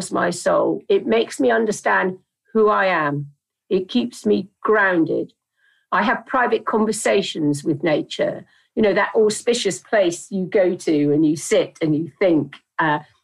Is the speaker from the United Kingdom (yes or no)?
yes; Dartmouth, South West England, United Kingdom; I grew up in Dartmouth in South Devon by the sea